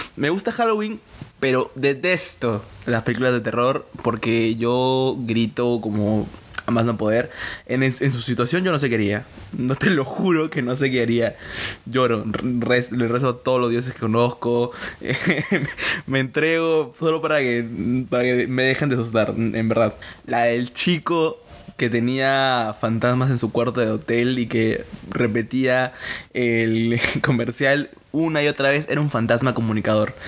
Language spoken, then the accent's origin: Spanish; Casma, Ancash, Peru; soy de Casma, eh, Ancash